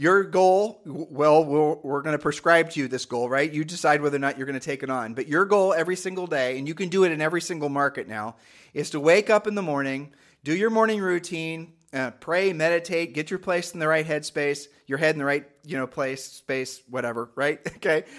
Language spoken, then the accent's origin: English; Ohio, United States; we're from Ohio